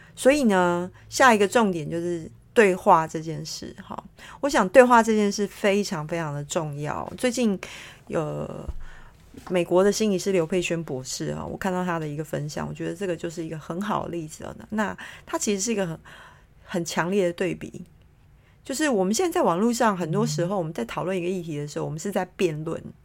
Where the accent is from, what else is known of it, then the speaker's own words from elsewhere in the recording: Taiwan; moved away as an adult; now in London, United Kingdom; 像我在台湾是一个普通人嘛